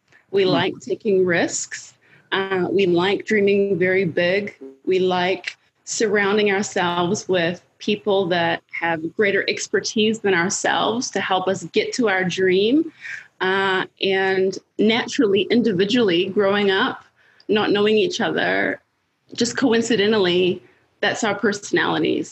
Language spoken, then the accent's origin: English; Blenheim, Marlborough, New Zealand; also born or lived in Los Angeles; I grew up in Blenheim. The region is Marlborough, which is our largest grape growing region in New Zealand.